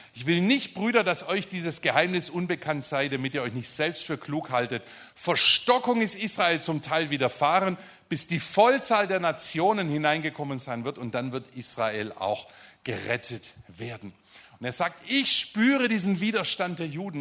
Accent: Germany; also born or lived in Stuttgart area; wir als Deutsche

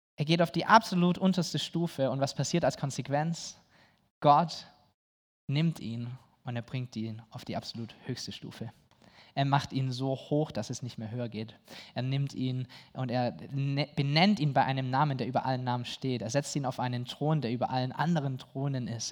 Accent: Germany

